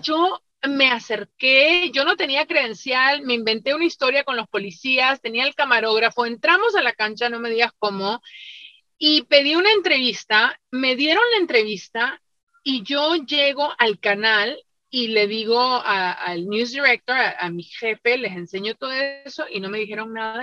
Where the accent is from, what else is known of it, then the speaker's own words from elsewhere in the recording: Peru; now in United States; yo soy peruana